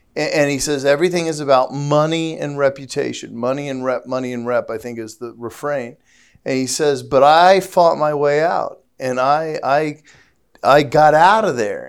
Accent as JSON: {"language": "English", "town": "St. Louis", "region": "Missouri", "country": "United States", "said": "I'm from Saint Louis, you know, which is, which is the home of Black Lives Matter"}